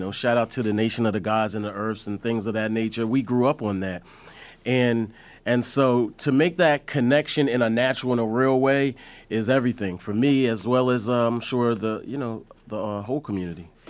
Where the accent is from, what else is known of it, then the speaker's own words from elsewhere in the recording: Delaware, United States; I'm from Delaware